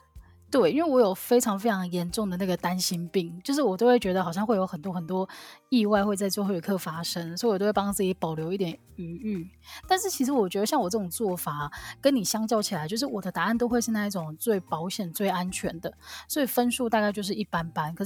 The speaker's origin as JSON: {"language": "Chinese", "country": "Taiwan", "said": "其实我们这样子啊，只要身为台湾人，应该从小到大都是经历就是各种大大小小的考试吧？"}